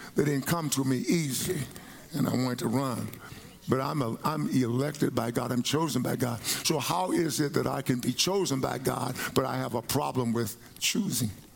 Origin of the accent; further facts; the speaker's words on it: Palestine, Texas, United States; I grew up in Palestine, Texas.